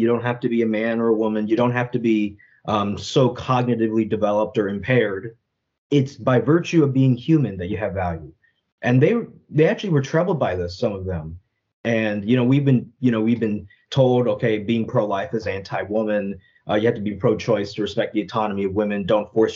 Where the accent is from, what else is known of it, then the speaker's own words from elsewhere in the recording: United States; I grew up in the United States